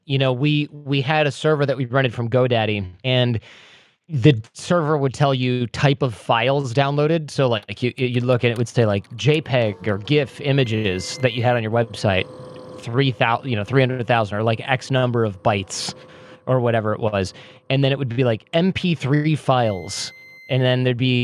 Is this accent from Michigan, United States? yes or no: yes; Detroit, Michigan, United States; I'm from Detroit